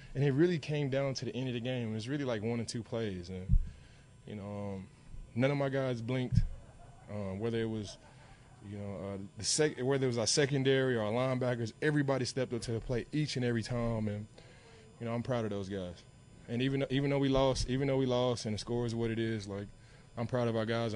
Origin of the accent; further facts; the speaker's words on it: Dallas, Texas, United States; moved away; I'm from Dallas